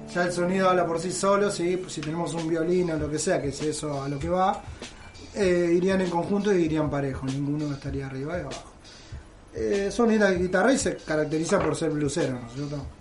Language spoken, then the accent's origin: Spanish; Benavídez, Buenos Aires Province, Argentina; moved away as an adult; now in Belén de Escobar, Argentina; Soy oriundo de Benavides y me junté y me casé acá en Escobar hace 10 años